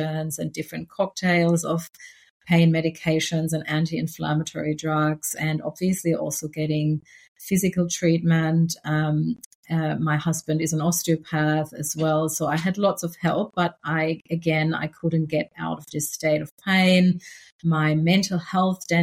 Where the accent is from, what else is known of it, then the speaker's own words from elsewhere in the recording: Germany; moved away as an adult; now in Australia; I grew up in Germany, but I came to Australia about 15 years ago, and I'm now Australian.